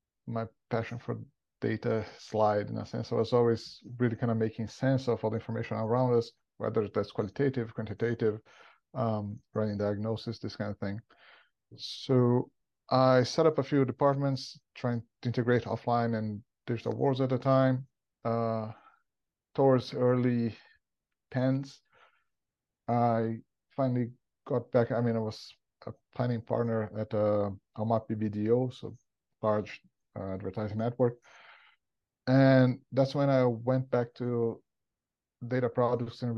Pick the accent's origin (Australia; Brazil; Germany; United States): Brazil; moved away as an adult; as you probably listeners can tell from my accent, I'm not from around here. I'm originally from Brazil.